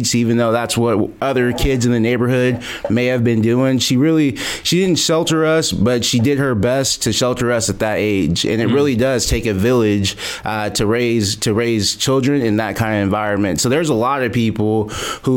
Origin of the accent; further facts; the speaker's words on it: Modesto, California, United States; I'm born and raised in the Central Valley, born in Modesto, California